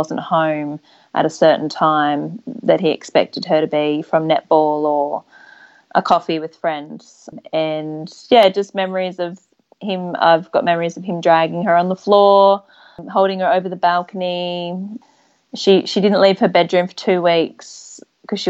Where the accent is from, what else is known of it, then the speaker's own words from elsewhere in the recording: Sunshine Coast, Queensland, Australia; moved away as an adult; now in Western Australia, Australia; I grew up on the Sunshine Coast in Queensland